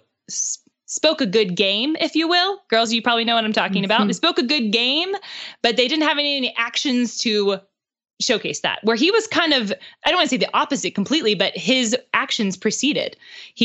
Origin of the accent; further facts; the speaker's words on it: Pittsburgh, Pennsylvania, United States; now in Nashville, United States; We both live in Nashville now, but he's from Pittsburgh, which is where I'm from.